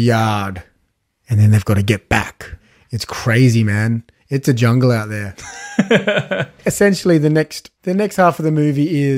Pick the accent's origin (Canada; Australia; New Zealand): Australia; we're from Australia